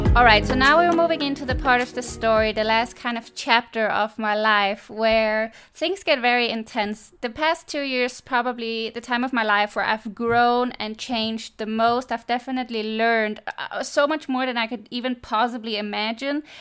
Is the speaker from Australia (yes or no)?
no; Denmark; moved away as an adult; I'm one hundred percent born and raised in Denmark, and I lived there until I moved abroad when I was twenty-four.